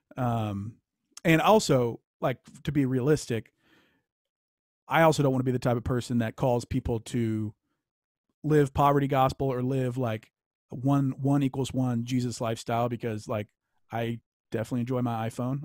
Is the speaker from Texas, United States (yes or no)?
no; Louisiana, United States; I grew up in Louisiana